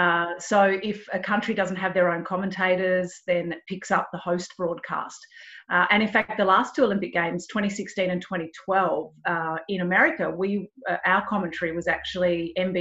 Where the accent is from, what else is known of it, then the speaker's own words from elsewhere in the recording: Melbourne, Victoria, Australia; I grew up in Melbourne and we've got a bay